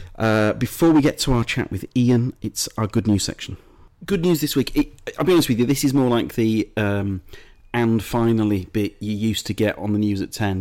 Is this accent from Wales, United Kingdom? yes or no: no; Leeds, Yorkshire and the Humber, United Kingdom; accent: Leeds; My Leeds accent